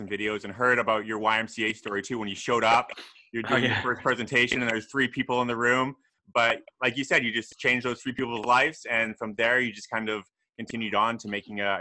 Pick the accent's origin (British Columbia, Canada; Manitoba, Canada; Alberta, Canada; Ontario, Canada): British Columbia, Canada; Vancouver; moved away as an adult; now in Busan, South Korea; I live over here in Busan, South Korea. I'm actually from Canada myself as well, from Vancouver.